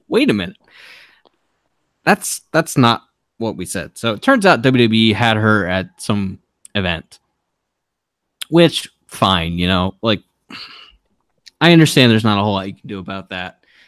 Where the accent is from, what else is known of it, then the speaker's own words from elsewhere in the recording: Baltimore, Maryland, United States; I'm from Baltimore, and I'm really proud of my city